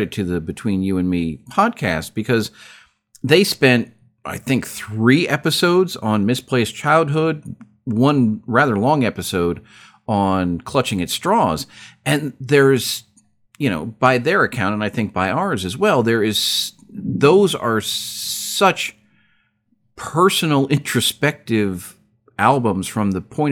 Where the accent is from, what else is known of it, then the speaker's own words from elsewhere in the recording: United States; as an American